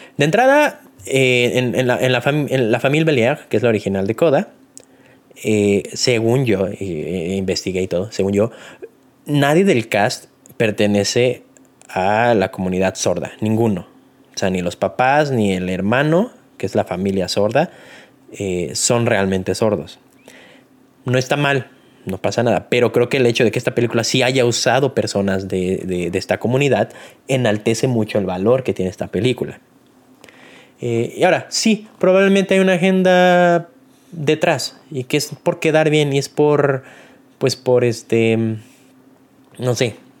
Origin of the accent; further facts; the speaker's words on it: Mexico; uno como mexicano